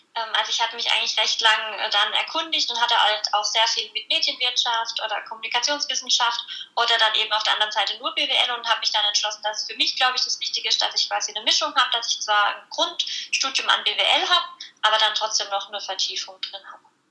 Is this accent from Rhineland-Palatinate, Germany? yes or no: yes; near Landau, Rhineland-Palatinate, Germany; also born or lived in Pforzheim; ich komme aus der Pfalz in der Nähe von Landau